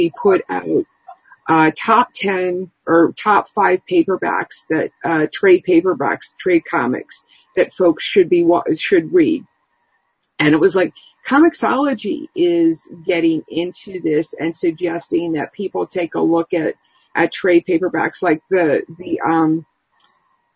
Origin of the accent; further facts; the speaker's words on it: United States; Our country, the United States